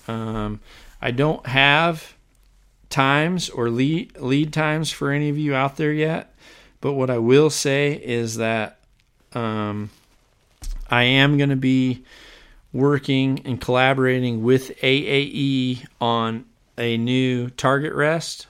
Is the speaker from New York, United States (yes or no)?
no; Iowa, United States; here in my home state of Iowa